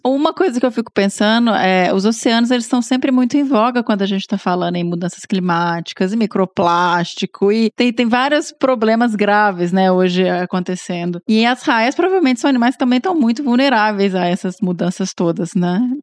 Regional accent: Minas Gerais, Brazil; eu sou mineiro

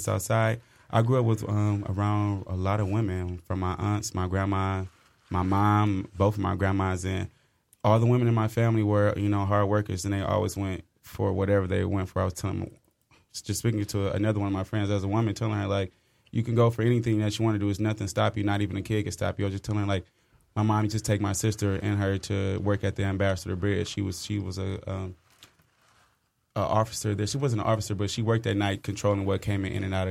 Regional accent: Inkster, Michigan, United States; I'm from Inkster

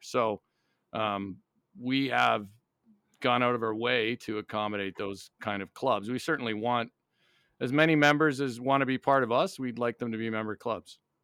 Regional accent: Niagara Falls, Ontario, Canada; moved away as an adult; also born or lived in North Vancouver, British Columbia / Montreal; now in United States; I was born in, in, uh, North Vancouver in, in British Columbia, but I grew up in Niagara Falls, Ontario, right on the border

